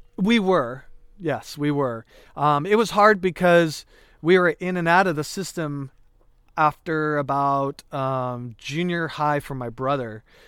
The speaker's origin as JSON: {"language": "English", "town": "Calistoga", "region": "California", "country": "United States", "tie": "born or raised there", "also_born_or_lived": "Hayward, California", "said": "growing up in Calistoga and, and living with my mom"}